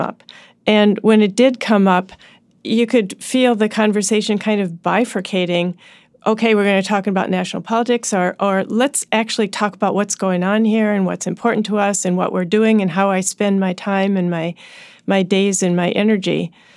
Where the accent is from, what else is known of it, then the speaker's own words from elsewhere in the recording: Washington, District of Columbia, United States; my hometown